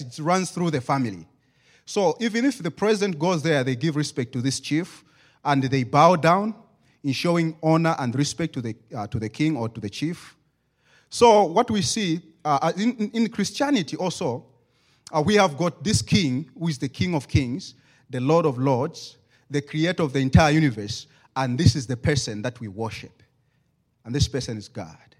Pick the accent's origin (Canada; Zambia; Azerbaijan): Zambia; English is a second language